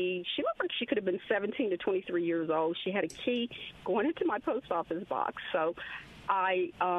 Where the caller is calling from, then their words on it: Clinton, United States; Yes, this is …. I'm calling from Clinton.